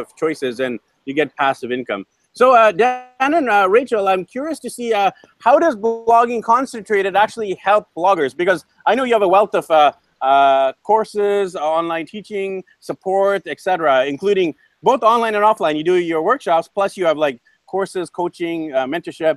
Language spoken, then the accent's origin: English; Vancouver, British Columbia, Canada; we're actually buddies from Vancouver, BC, Canada